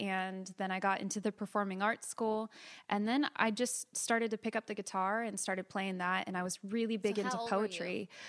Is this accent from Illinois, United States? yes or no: no; California, United States; also born or lived in Florida / Marietta, Georgia; So we moved. I was born in Florida, and then we lived in Marietta, Georgia until I was five. And then we moved to California.